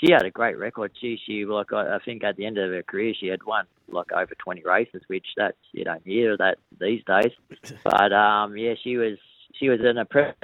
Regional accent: Wagga Wagga, New South Wales, Australia; moved away as an adult; also born or lived in Berrigan / Wodonga / Sydney; I was born in Berrigan. And then we moved over to Wagga Wagga when I was 3 years old. And that was where I grew up

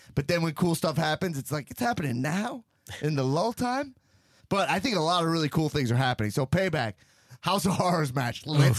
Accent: Long Island, New York, United States; I grew up in Long Island.

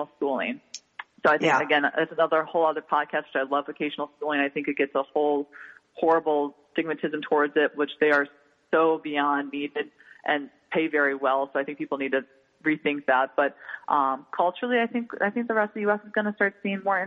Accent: New York City, New York, United States; New Yorkers always feel like we're always a New Yorker forever

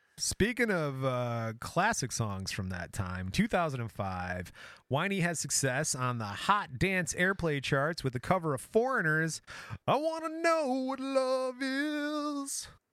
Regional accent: Michigan, United States; we're from Michigan. We talk like that every once in a while

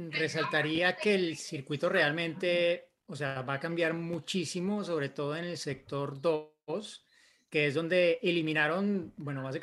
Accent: Mexico; soy de México y mi pregunta es

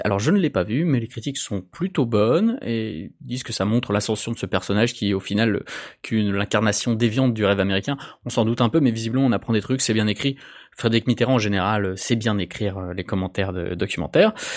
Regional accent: eastern France, France; Moi, qui ai été longtemps frontalier, je viens de l'est de la France

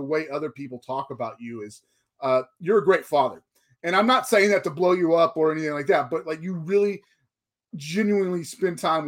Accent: Texas, United States; I grew up in Texas

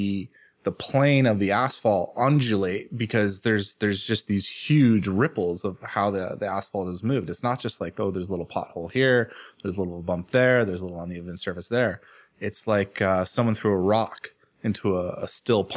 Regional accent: United States; as an American

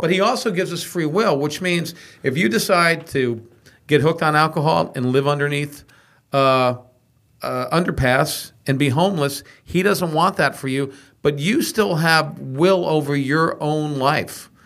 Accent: Texas, United States; I grew up in Texas

